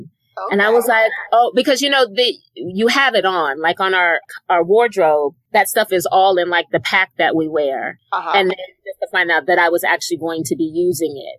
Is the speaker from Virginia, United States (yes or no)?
yes; Alexandria, Virginia, United States; I'm from Alexandria, Virginia